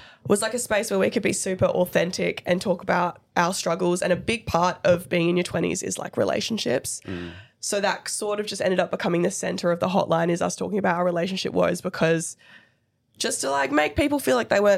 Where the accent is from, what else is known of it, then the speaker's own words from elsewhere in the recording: Perth, Western Australia, Australia; we're from Perth